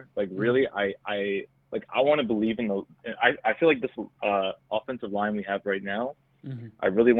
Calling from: New Jersey, United States; I'm calling from Jersey.

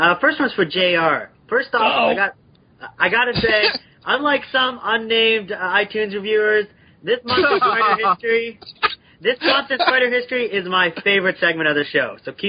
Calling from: Canada; I'm in Canada, actually, the Great White North.

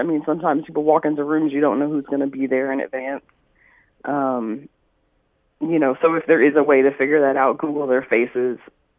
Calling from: New York City, New York, United States; I'm calling from New York.

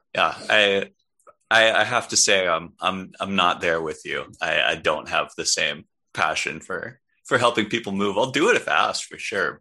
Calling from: New York City, New York, United States; I am calling in from Brooklyn, New York

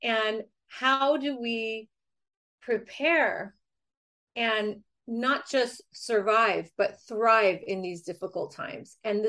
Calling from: San Diego, California, United States; I'm joining you from San Diego, California.

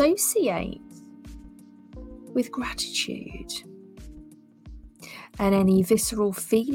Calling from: Southbourne, South West England, United Kingdom; We're tuning in from Southbourne in Dorset, the UK.

